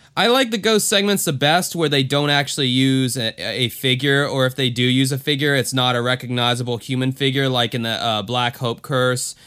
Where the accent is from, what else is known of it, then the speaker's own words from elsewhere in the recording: Florida, United States; my home state.